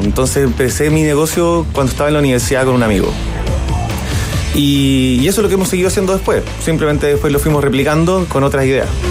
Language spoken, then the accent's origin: Spanish; Germany; Soy alemán e informático